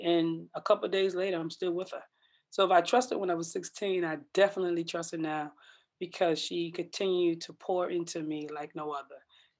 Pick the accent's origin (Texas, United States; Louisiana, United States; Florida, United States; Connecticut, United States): Connecticut, United States; Bridgeport; moved away as an adult; also born or lived in Iowa; I came from Bridgeport, Connecticut, of course.